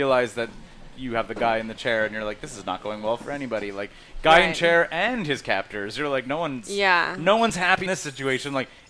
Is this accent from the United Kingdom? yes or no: no; Canada; accent: Canadian, said to sound like urban Minnesotan; we're from Canada.